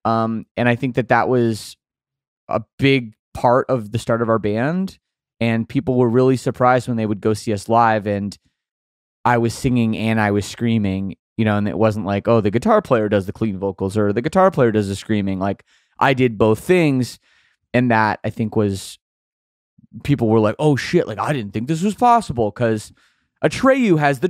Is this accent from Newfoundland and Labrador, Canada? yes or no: no; Oakville, Ontario, Canada; I grew up in Oakville, Ontario, suburb of Toronto